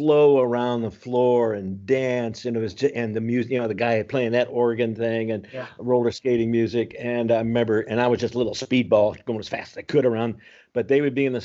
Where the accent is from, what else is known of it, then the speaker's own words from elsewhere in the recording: East Cleveland, Ohio, United States; moved away as an adult; I was born in East Cleveland, Ohio, May 24th, 1945. Bob and Jesse, and grew up in East Cleveland